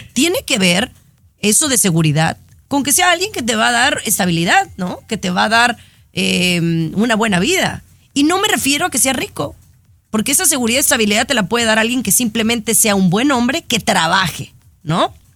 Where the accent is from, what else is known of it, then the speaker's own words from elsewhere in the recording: Mexico; Yo soy mexicana